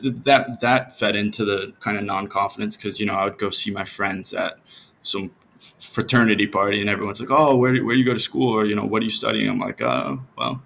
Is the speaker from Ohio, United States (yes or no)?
yes; Cincinnati, Ohio, United States; moved away as an adult; now in Mazatlan, Mexico; I'm from Ohio, from Cincinnati, and in Ohio, it's a very repetitive place in the States